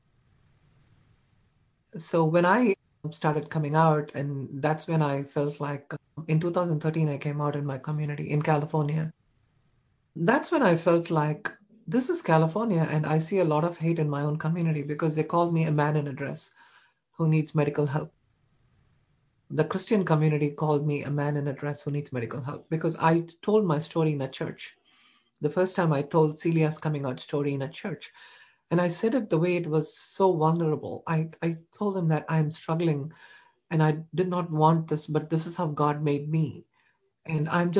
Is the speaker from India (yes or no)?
yes; India; now in United States; I was an Indian person. I was not an American